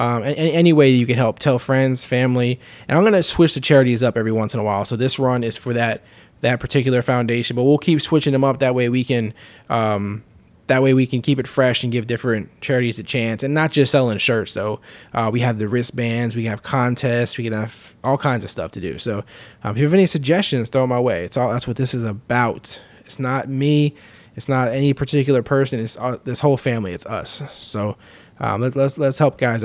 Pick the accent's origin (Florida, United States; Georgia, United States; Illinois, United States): Florida, United States; also born or lived in New York; I was actually born in New York, but I moved to Florida when I was like three